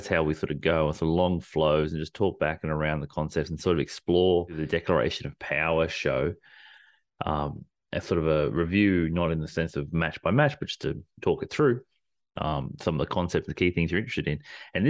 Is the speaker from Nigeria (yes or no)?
no; Australia; we're Australian.